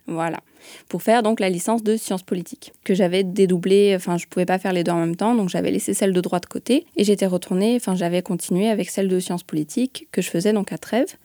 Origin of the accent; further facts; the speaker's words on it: Lyon suburbs, Auvergne-Rhône-Alpes, France; moved away; je viens de Lyon